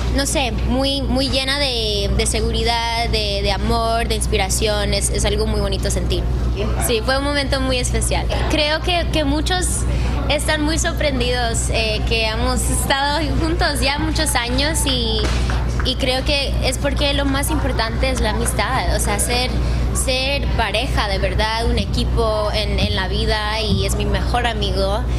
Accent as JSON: {"language": "Spanish", "country": "Mexico", "said": "como mexicana"}